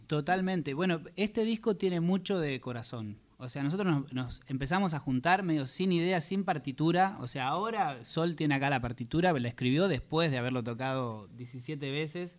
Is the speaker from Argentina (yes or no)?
yes; Salto, Buenos Aires Province, Argentina; moved away as an adult; now in Dublin, Ireland; Yo soy de Salto, provincia de Buenos Aires